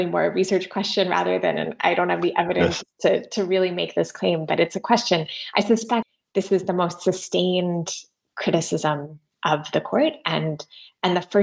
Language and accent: English; United States; my home country of the US